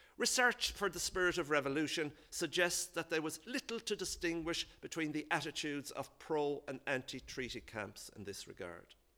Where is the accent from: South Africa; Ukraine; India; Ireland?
Ireland; County Galway, Connacht; from my own neck of the woods